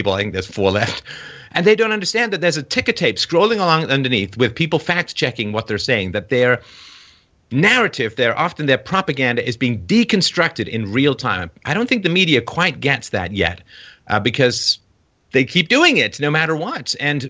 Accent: England, United Kingdom; moved away; growing up in England with like three channels and newspapers

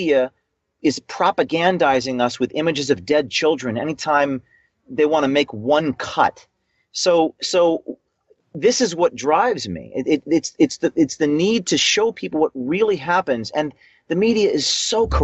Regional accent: New Jersey, United States; I'm from New Jersey, and in Newark, New Jersey, where I close to being raised

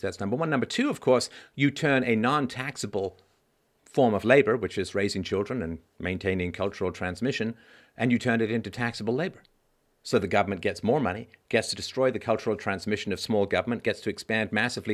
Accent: London, United Kingdom; also born or lived in Athlone, Ireland / Cheltenham; now in Canada; when I was a kid, uh, growing up in London

